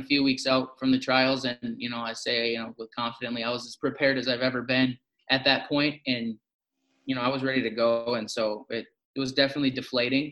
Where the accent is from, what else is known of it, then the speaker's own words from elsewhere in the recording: Zimmerman, Minnesota, United States; also born or lived in Robbinsdale, Minnesota / Foley, Minnesota / Fargo, North Dakota / Northern Michigan; went to, you know, elementary school and stuff in Zimmerman, Minnesota